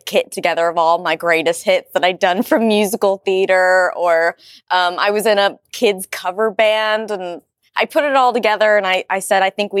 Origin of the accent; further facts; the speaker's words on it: Southern Midwest, United States; also born or lived in Tennessee; I was born in Tennessee, and I grew up in the Southern Midwest.